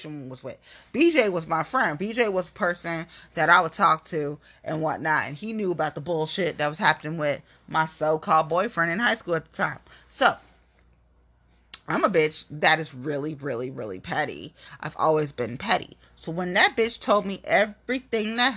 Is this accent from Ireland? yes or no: no; Cincinnati, Ohio, United States; I'm from Cincinnati, right? I'm from Nasty Natty